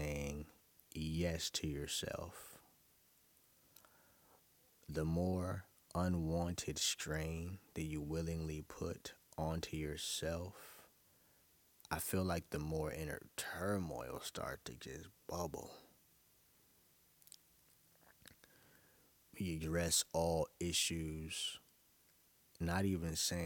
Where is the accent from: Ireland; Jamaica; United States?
United States; New York City, New York; now in Atlanta, United States; I'm from Brooklyn, which isn't a lie. But I was definitely born in Brookdale Hospital